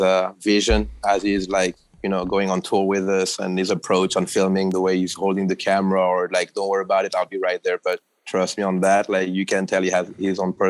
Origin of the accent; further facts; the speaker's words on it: south of France, France; English is a second language; moved away; also born or lived in Paris, France; Growing up in the South